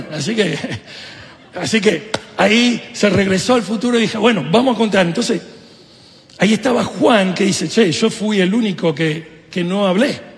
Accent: Italy; yo soy italiano, mi esposa argentina, Estamos, que siempre hay drama

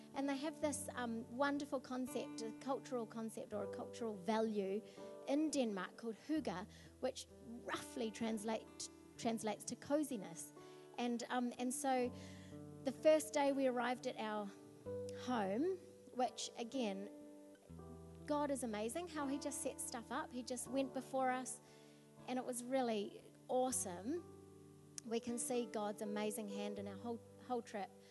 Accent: New Zealand; we come from New Zealand

